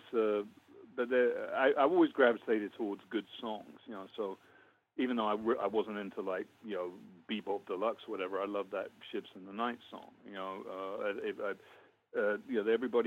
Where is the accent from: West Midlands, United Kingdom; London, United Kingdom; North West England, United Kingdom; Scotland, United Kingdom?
London, United Kingdom; moved away as an adult; also born or lived in Letchworth, Hertfordshire / Kentish Town, London; now in United States; I grew up in North London, Crouch End, Muscle Hill.